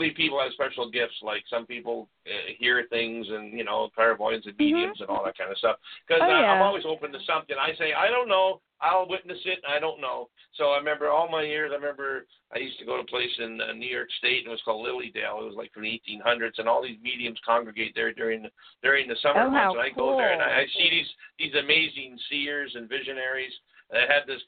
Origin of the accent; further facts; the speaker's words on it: Hamilton, Ontario, Canada; I came from Hamilton. I was born in Hamilton, Ontario